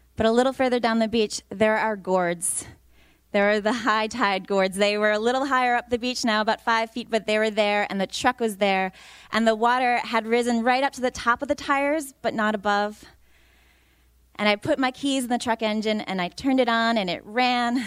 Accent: New York, United States; moved away; I'm from New York originally

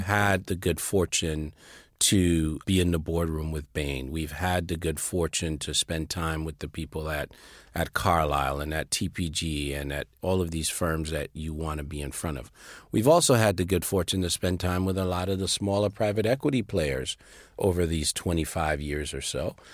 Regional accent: Liberia; moved away as an adult; also born or lived in Sierra Leone; now in United States; I was born and raised in Liberia.

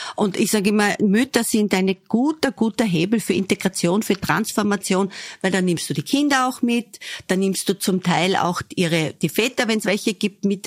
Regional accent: Southern Burgenland, Austria; moved away; ich komme aus dem Südburgenland

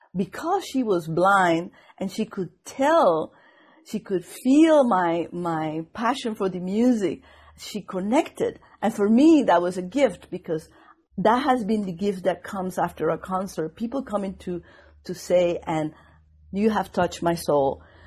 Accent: Venezuela; English is a second language; moved away as an adult; also born or lived in Indiana; now in Boston, United States

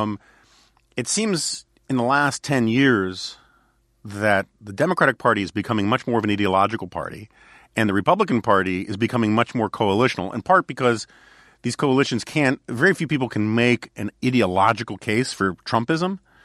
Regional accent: New York City, New York, United States; as a New Yorker

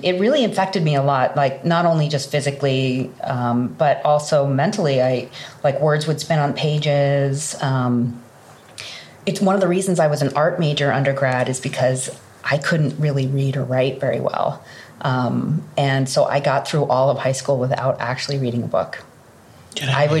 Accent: the Hamptons, Eastern Long Island, New York, United States; I am from Eastern Long Island. I actually grew up in the Hamptons, outside of New York City

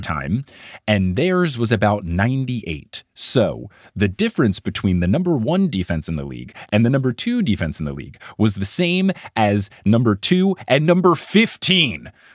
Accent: Chicago, Illinois, United States; I'm from Chicago

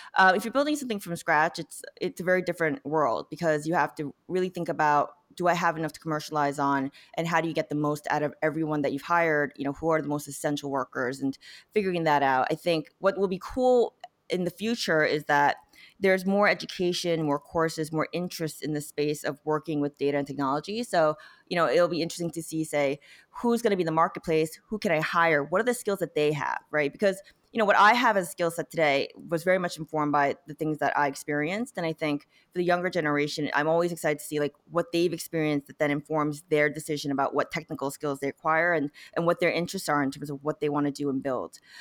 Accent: South Korea; now in United States; I was born in Korea, I came to America, eventually became a citizen partly 'cause I was applying to grad school

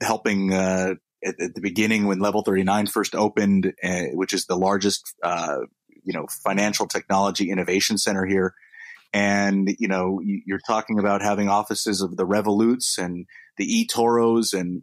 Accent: United States; accent: American; moved away as an adult; now in London, United Kingdom; my American accent. But I am a full blown British citizen

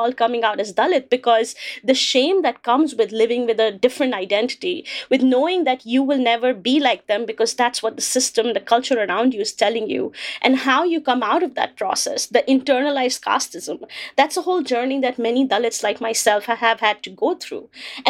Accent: India; now in United States; I was born in India in one of the most untouchable castes. I was born in a manual scavenging family

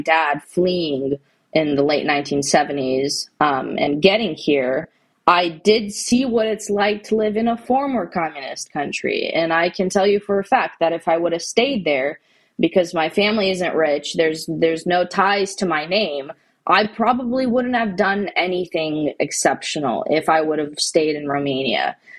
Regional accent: California, United States; And so that's why I'm from California.

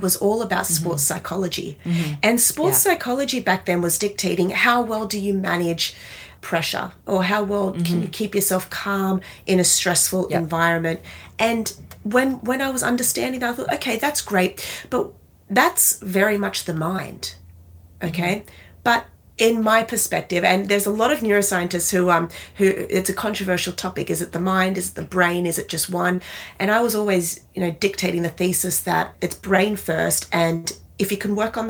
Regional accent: Australia; now in New York City, United States; I'm Australian. I live in New York City now

